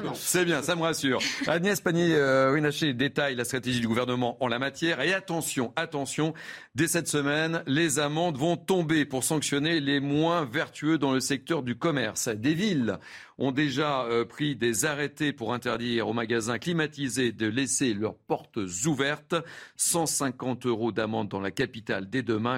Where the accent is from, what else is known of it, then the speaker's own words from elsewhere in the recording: Lot-et-Garonne, Nouvelle-Aquitaine, France; moved away; je suis originaire du Lot-et-Garonne